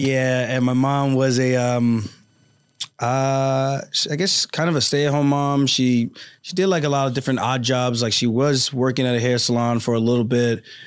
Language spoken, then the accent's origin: English; Roosevelt, New York, United States; also born or lived in Uniondale, New York; I grew up in Roosevelt, New York, Long Island